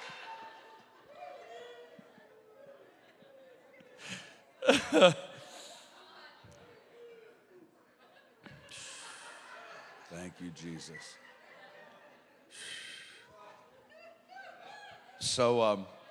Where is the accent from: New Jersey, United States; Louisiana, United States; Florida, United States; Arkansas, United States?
Arkansas, United States; accent: Arkansas; I'm an Arkansas boy, and so born and raised